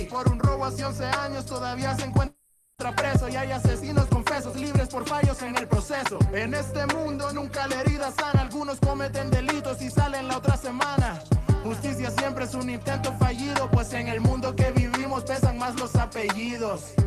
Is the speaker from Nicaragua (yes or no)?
yes; Nicaragua; moved away as an adult; nacido en Nicaragua, soy nicaragüense, eh, llevo dos años fuera del país por razones ajenas a mi voluntad